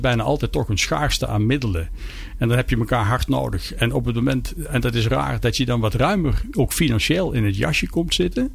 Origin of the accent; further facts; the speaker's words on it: Peel, Netherlands; bij ons in de Peel, een museum van Jan Vriends